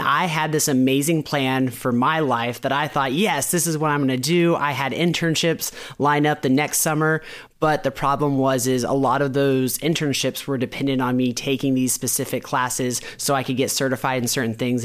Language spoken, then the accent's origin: English; Florida, United States; moved away; I'm from Florida